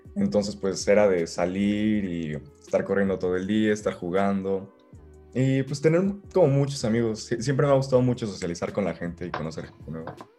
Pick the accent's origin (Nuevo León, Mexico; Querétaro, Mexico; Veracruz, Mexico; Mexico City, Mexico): Querétaro, Mexico; also born or lived in Guadalajara, Mexico; nací en Guadalajara. Ok pero a los tres meses um, de, irme para allá, digo, a los tres meses de, estar ahí, me vine para acá a Querétaro. Así que prácticamente soy querétaro.